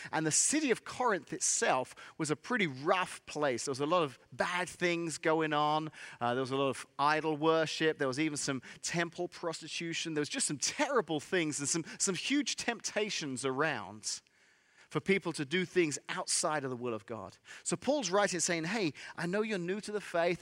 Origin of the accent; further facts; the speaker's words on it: England, United Kingdom; accent: English; moved away as an adult; also born or lived in Central Illinois; now in Illinois, United States; I'm from England, and I moved here, uh, many, many years ago